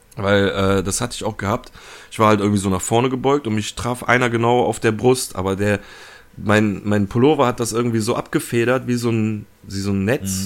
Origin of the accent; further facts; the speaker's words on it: Germany; bei uns in Deutschland